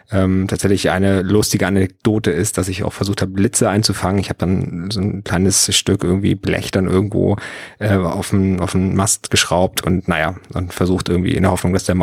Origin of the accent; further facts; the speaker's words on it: Schleswig-Holstein, Germany; Also ich bin ja am Bungsberg groß geworden. Ähm, das ist ja diese riesengroße Erhebung in Schleswig-Holstein